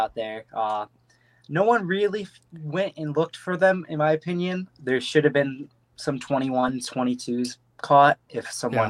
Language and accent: English; Waterford Township, Michigan, United States; So I'm from Waterford Township in Michigan. It's a smaller township, a little bit north west of Detroit. I'm 18 years old.